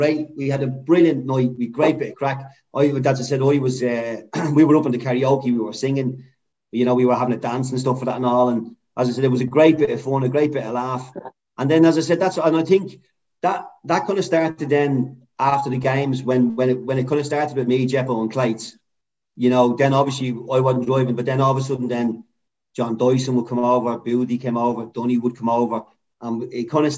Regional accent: Ireland; an Irishman

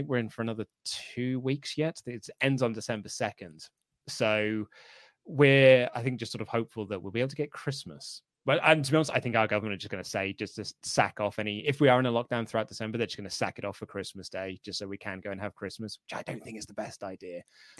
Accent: Liverpool, North West England, United Kingdom; accent: Scouse; I'm a Scouser though, so I'm from the Northwest. So we've got very different slangs.

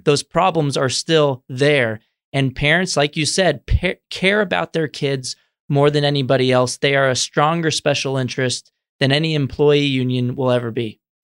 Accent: San Antonio, Texas, United States; moved away as an adult; now in Washington, D.C., United States; I grew up in Texas, in San Antonio, where I went to government schools the entire time

